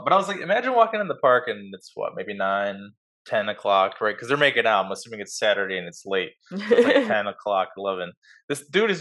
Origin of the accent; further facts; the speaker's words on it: Chicago, Illinois, United States; we're from Chicagoland